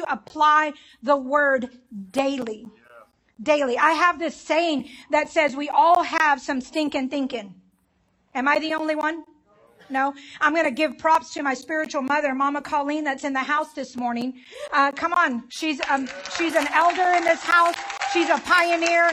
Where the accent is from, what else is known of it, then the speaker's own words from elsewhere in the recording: Dallas, Texas, United States; I'm from Southeast Dallas, which is hood. It's called Pleasant Grove